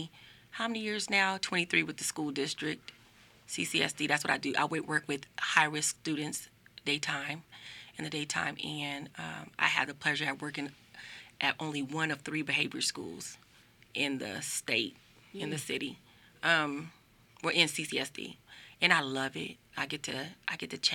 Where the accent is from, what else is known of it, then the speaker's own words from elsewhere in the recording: Las Vegas, Nevada, United States; I'm born and raised right here, Las Vegas, Nevada